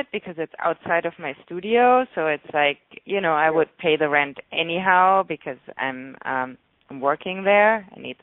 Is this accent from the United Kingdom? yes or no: no; Germany; now in Los Angeles, United States; I'm from Germany